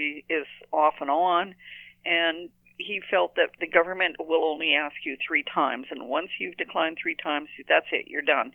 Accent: Bella Coola, British Columbia, Canada; moved away; also born or lived in Sheringham Point Lighthouse, British Columbia; I was born in the Bella Coola Valley in the Bella Coola itself

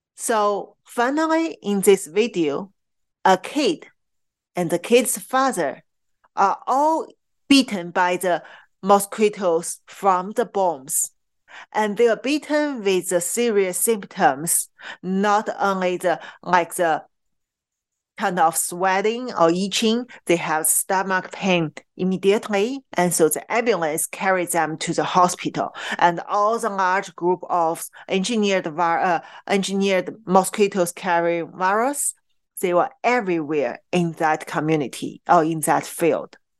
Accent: Qingdao, Shandong, China; moved away; in Qingdao, my hometown

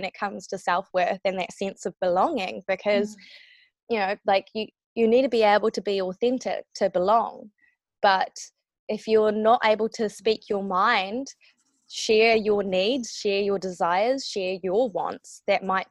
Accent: New Zealand; I was trying to fit into, you know, I guess fit in with my Kiwi peers

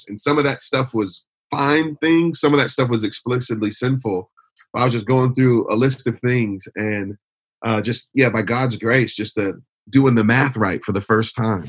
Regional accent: Detroit, Michigan, United States; now in Philadelphia, United States; I was born and raised in Detroit.

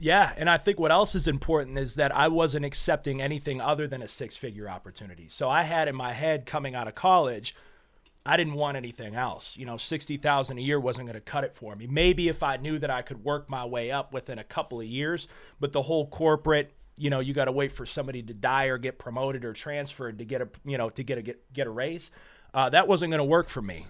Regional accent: Western New York, United States; moved away; also born or lived in Nashua, New Hampshire / Meadville, Pennsylvania; I was born in New Hampshire, but I was raised in New York, uh, just a small town in New York.

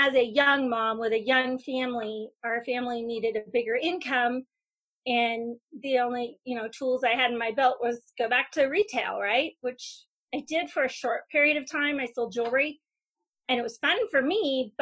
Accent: Bend, Oregon, United States; moved away as an adult; move back to my hometown of Bend

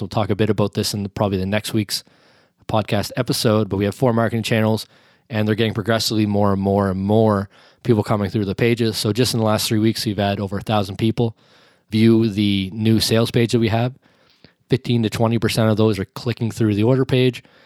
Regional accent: Canada; me being a Canadian

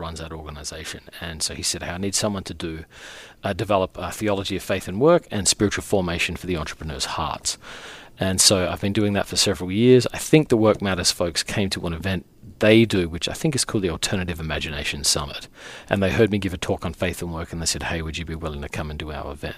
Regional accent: Australia; moved away as an adult; now in New York City, United States; I'm actually more American than I am Australian at this point

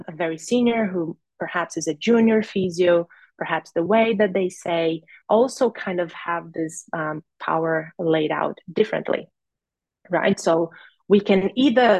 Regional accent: Brazil; moved away as an adult; also born or lived in Rio Grande do Norte, Brazil; now in Australia; I'm from Brazil

